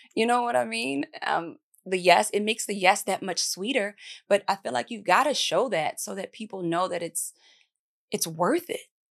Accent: Baltimore, Maryland, United States; I'm from Baltimore

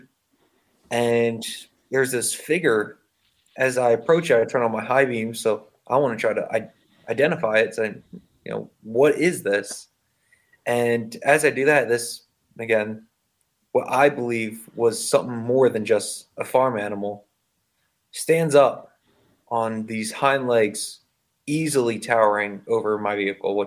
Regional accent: Pine Barrens, New Jersey, United States; I grew up right outside the Pine Barrens

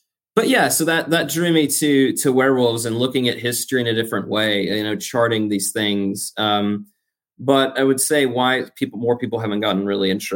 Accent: United States; I'm American.

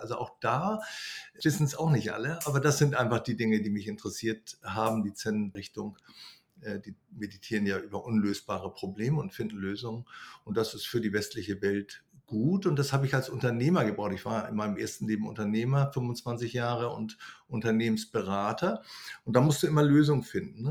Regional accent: Germany; now in Greece

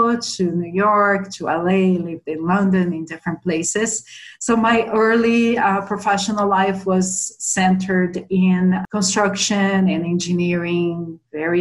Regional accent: São Paulo, Brazil; moved away as an adult; now in Boulder, United States; I grew up in São Paulo, Brazil

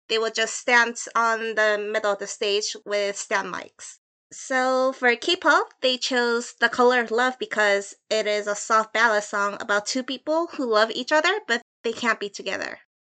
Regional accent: Seoul, South Korea; I am Korean from Seoul, South Korea.

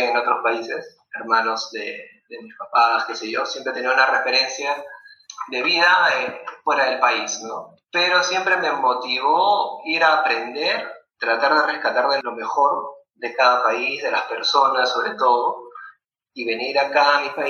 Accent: Lima, Peru; also born or lived in Tacna, Peru; soy peruano, nacido en Lima. Mi vida transcurrió la mitad de mi vida al sur del Perú, en Tacna, frontera con Chile.

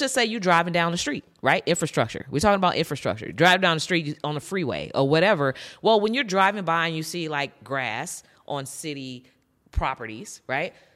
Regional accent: San Francisco Bay Area, California, United States; I'm from the San Francisco Bay Area

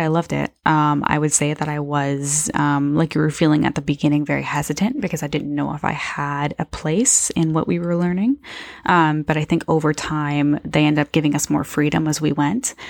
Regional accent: Niagara, Ontario, Canada; we're both from Niagara

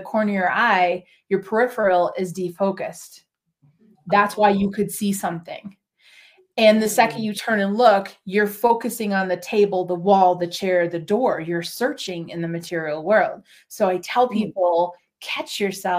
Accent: Minneapolis, Minnesota, United States; also born or lived in New England / New Hampshire / Oregon; now in West Coast, United States; I grew up in Minneapolis

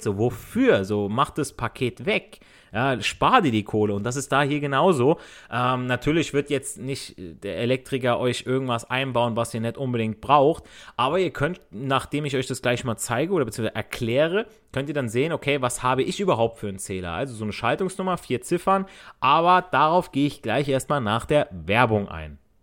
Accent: Italy; now in Germany; ich als Italiener

